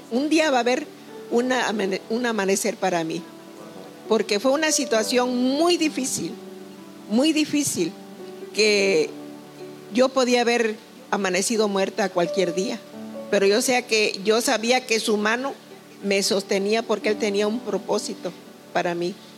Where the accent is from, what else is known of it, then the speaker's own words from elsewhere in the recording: Tuxtepec, Oaxaca, Mexico; yo soy originaria de un pueblo muy hermoso del estado de Oaxaca, llamado Santa Úrsula, Tustepe, Oaxaca. Vengo de ese pueblecito a la orilla de un hermoso río, donde viví mucho tiempo de mi infancia